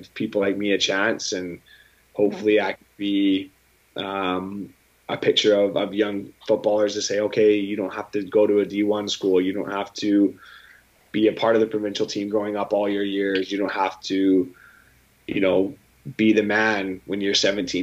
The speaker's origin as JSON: {"language": "English", "town": "Aldergrove", "region": "British Columbia", "country": "Canada", "tie": "born or raised there", "moved": "yes", "said": "my hometown of Aldergrove, but also in BC in general"}